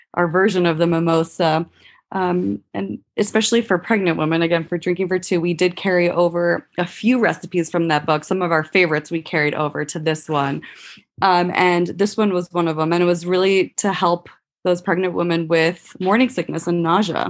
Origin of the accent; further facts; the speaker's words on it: Puerto Rico; moved away; I'm actually from Puerto Rico.